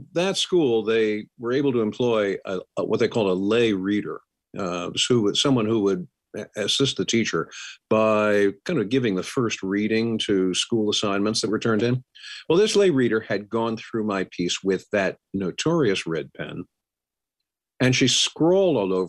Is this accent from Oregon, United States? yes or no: no; Pennsylvania, United States; I'm a Pennsylvania boy